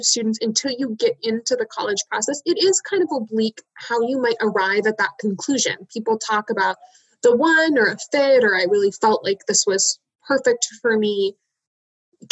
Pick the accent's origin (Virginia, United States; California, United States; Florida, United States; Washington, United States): Washington, United States; Seattle; moved away as an adult; now in Tacoma, United States; I'm from Seattle